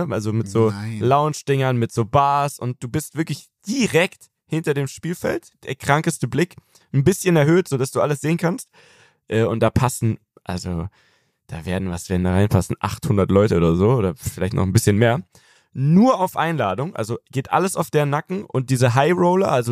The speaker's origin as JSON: {"language": "German", "country": "Germany", "moved": "yes", "lives_now": "United States"}